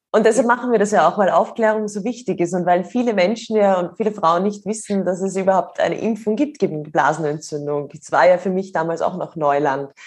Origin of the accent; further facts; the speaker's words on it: Austria; bei uns in Österreich